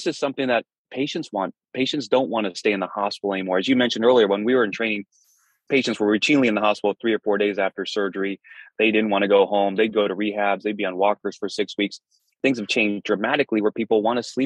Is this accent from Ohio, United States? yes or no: no; Fremont, California, United States; moved away as an adult; I was born and raised in Fremont